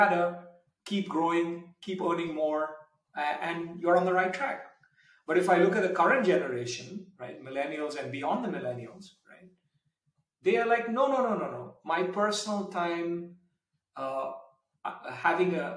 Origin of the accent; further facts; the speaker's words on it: India; moved away as an adult; now in Switzerland; I grew up in India to some extent